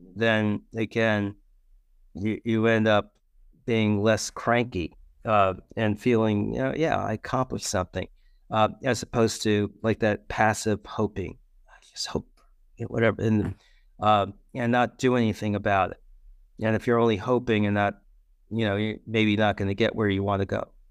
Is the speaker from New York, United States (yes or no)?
yes; New York City, New York, United States; I grew up in the Bronx, so in New York City